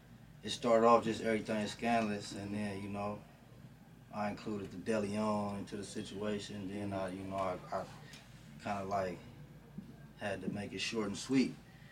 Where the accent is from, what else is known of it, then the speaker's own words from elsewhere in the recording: Los Angeles, California, United States; I was born and raised on this West Coast shit. But yeah, grew up on the West Coast. Grew up on the east side of South Central in Watts.